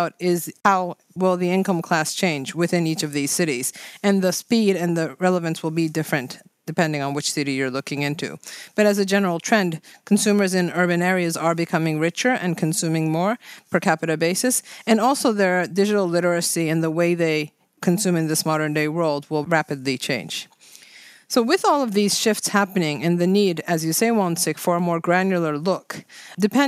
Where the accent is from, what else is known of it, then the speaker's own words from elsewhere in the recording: Japan; I am from Japan